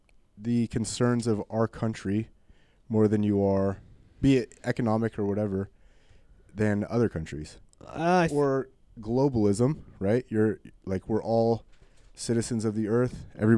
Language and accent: English; United States; because I am American.